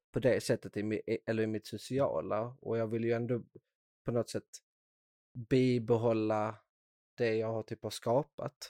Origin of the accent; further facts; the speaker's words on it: Skåne, Sweden; accent: Scanian; Idag är jag faktiskt väldigt stolt skåning så jag försöker inte bryta bort min dialekt